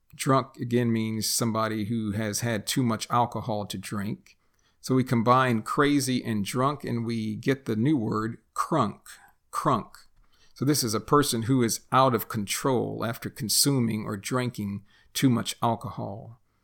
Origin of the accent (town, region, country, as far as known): United States; born or raised there; first language English